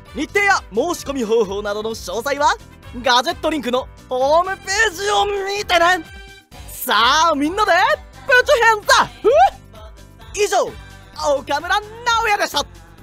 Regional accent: Fukuoka, Japan; accent: Hakata dialect; now in Tokyo, Japan

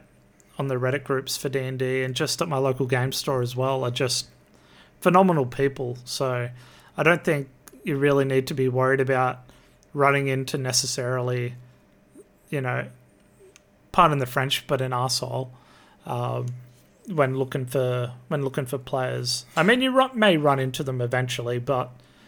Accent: Australia; I'm an Aussie.

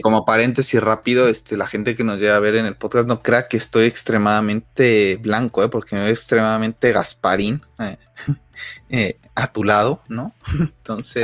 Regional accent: Mexico; nosotros como mexicanos

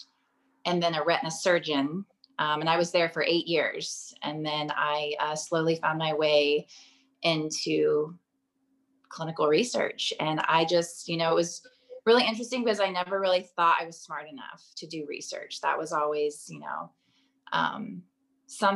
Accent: Texas, United States; I grew up in Texas on property

